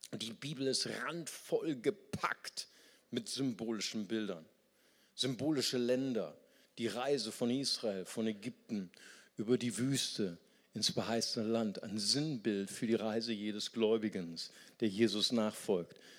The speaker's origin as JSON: {"language": "German", "country": "Germany", "said": "Für uns als Deutsche"}